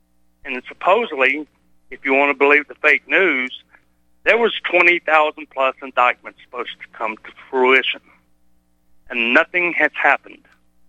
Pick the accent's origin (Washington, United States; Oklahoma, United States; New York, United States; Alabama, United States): Alabama, United States; Mr. Sessions from my home state of Alabama